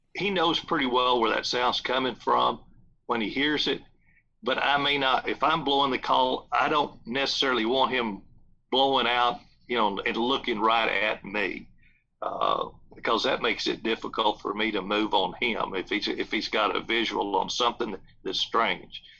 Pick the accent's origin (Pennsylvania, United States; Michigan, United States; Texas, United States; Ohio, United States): Texas, United States; South; There's a big ranch that I grew up close to in South Texas